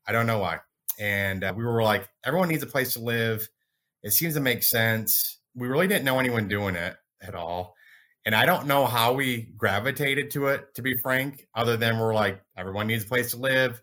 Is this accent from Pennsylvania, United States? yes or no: no; Michigan, United States; now in Dallas, United States; I grew up in Michigan. I'm in Dallas now.